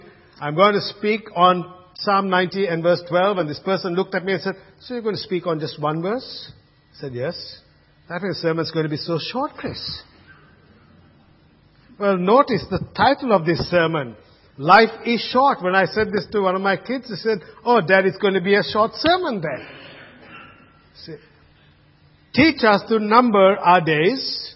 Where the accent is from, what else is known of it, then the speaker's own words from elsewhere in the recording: Colombo, Western Province, Sri Lanka; now in Australia; place of birth, Colombo, Sri Lanka. So, but I'm an Aussie, but I'm born there in Colombo